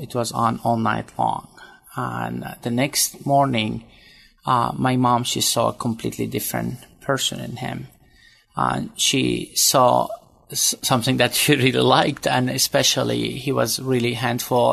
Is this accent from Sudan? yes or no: yes; Sudan; moved away; also born or lived in Syria (ancestry); I was born in Sudan and uh, but to a Catholic family